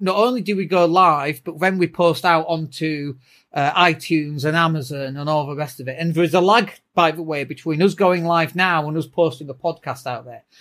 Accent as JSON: {"language": "English", "town": "Leeds", "region": "Yorkshire and the Humber", "country": "United Kingdom", "said": "I'm from Leeds"}